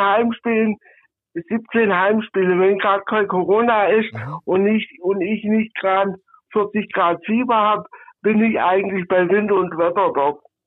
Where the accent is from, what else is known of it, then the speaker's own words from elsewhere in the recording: Northern Black Forest, Swabia, Baden-Württemberg, Germany; accent: Swabian; Nordschwarzwald, aus Impfingen an der 81.